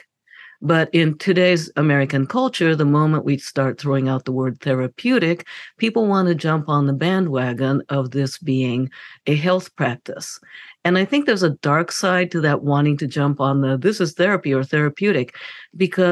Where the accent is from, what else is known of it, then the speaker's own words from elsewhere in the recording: Japan; moved away; I grew up in Japan